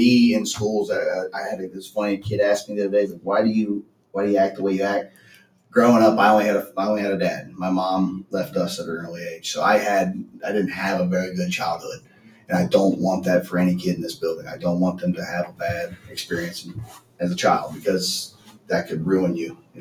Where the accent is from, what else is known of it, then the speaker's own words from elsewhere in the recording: Cincinnati, Ohio, United States; also born or lived in Los Angeles, California; I was born and raised in Cincinnati